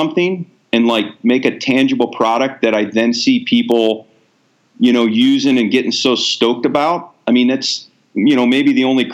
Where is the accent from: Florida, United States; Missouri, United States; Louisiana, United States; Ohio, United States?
Ohio, United States; moved away; also born or lived in Alaska; I grew up in Ohio